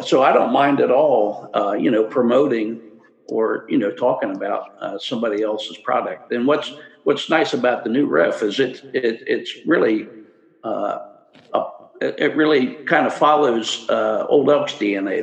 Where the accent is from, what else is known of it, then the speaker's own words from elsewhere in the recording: Cincinnati, Ohio, United States; I grew up in Cincinnati